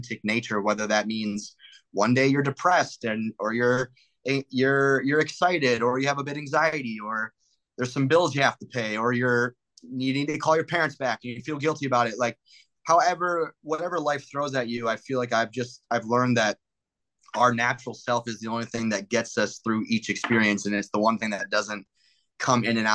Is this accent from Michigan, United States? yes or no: yes; Detroit, Michigan, United States; moved away as an adult; now in Los Angeles, United States; People still like can tell I'm from the Midwest